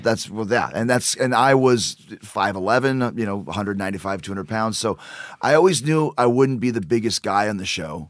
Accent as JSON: {"language": "English", "town": "Winnipeg", "region": "Manitoba", "country": "Canada", "also_born_or_lived": "Calgary", "moved": "yes", "said": "I'm from Winnipeg, uh, Canada"}